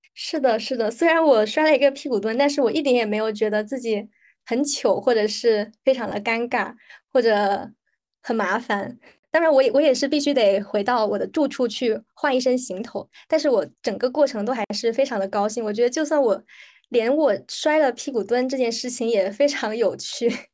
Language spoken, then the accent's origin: Chinese; hometown Fujian, China; also born or lived in Macau; now in United Kingdom; 我本人是在澳门出生，然后我又在内地长大，然后后来又在澳门生活了很长时间，所以我对内地和澳门都很熟悉